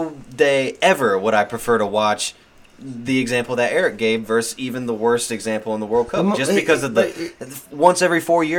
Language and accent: English; United States; Sorry, man. We are American.